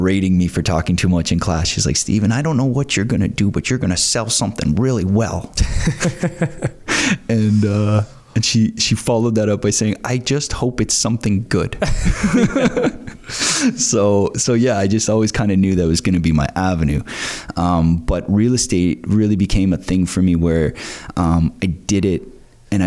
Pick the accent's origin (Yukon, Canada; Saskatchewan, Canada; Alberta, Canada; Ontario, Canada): Ontario, Canada; Pickering; moved away as an adult; also born or lived in Scarborough / Brighton; now in Prince Edward County, Canada; I grew up in Pickering. So I was born in Scarborough, raised in Pickering